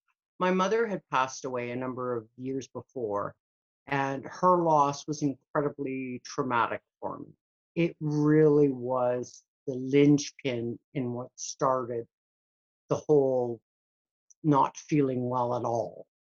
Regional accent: Canada; also born or lived in Scotland; Well, I started out being in Scotland, and we immigrated to Canada when I was a little over six.

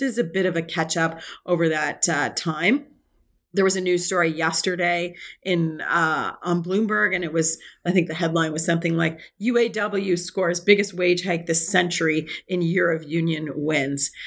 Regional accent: Canada

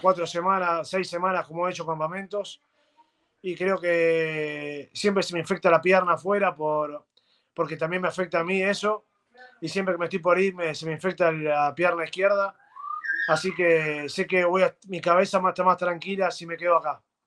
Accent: Argentina

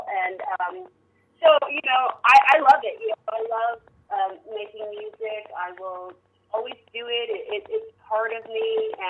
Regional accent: San Francisco, California, United States; You know, it's really like cause I grew up in San Francisco

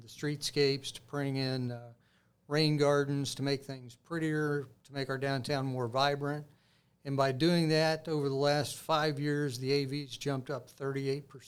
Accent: Greenwood, Indiana, United States; I grew up in Greenwood

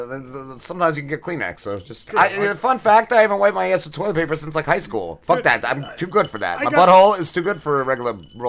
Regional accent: New Jersey, United States; I'm from Jersey

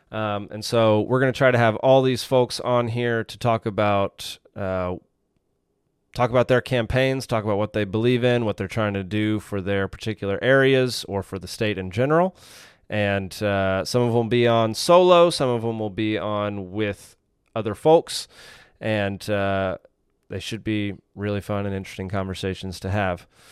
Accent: Dallas, Texas, United States; also born or lived in Savannah, Georgia; now in Georgia, United States; I grew up in Dallas, Texas

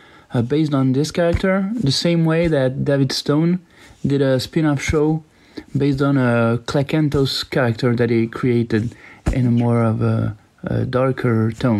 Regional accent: France; I'm from France.

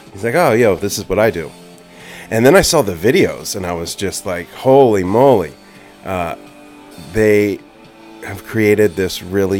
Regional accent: Jersey Shore, New Jersey, United States; now in Bay Area, United States; I'm here in my mom's office down at the Jersey Shore. So a little far from home for me. You know, this is home, but currently home is the Bay Area

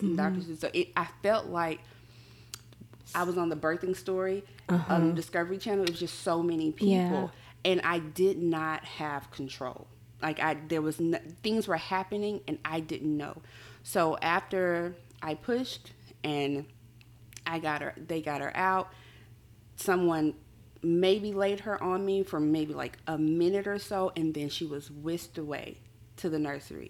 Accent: Mobile, Alabama, United States; I'm from Mobile, Alabama.

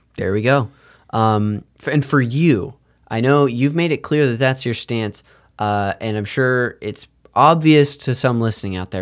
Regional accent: Modesto, California, United States; I'm from Modesto, California

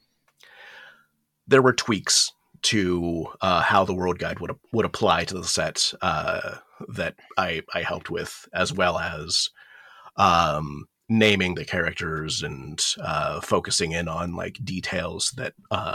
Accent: Okinawa, Japan; moved away; also born or lived in United States; I was I was partially raised in Japan. I grew up there in Okinawa

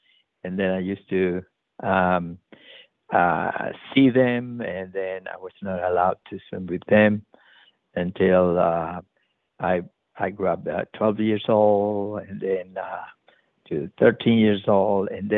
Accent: Chile; now in San Francisco, United States; I grew up in the Pacific Ocean in Chile, and so I was always near the coast.

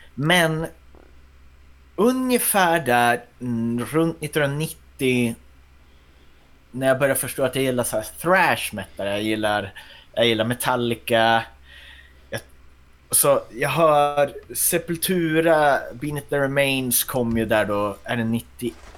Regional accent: Västerbotten County, Sweden; also born or lived in Kågedalen; Jag är från Västerbotten

